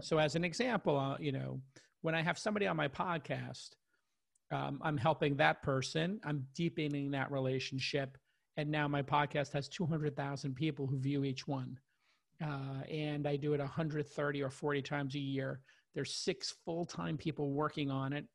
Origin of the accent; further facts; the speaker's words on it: New York, United States; moved away as an adult; also born or lived in Los Angeles; now in San Francisco, United States; this kid from Brooklyn living in New York